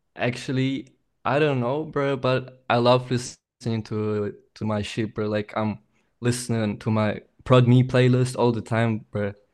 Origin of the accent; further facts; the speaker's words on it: Aachen, North Rhine-Westphalia, Germany; I'm from Germany, Aachen. It's like a small city next to Cologne.